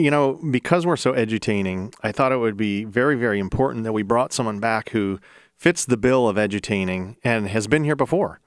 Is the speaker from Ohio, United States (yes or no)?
yes; Ohio, United States; I'm from Ohio